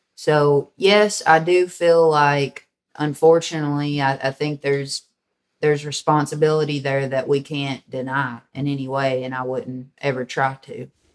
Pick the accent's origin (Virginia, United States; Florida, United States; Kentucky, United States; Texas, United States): Kentucky, United States; Hickman; also born or lived in Western Tennessee; now in Murray, United States; I was born in Western Tennessee, raised in Western Kentucky in a small town called Hickman, which was on the Mississippi River.